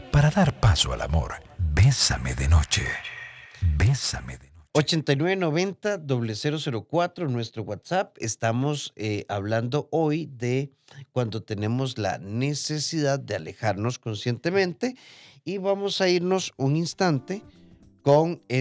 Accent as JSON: {"language": "Spanish", "town": "Nicoya", "region": "Guanacaste", "country": "Costa Rica", "said": "Soy de Nicoya y me encantan este tipo de temas."}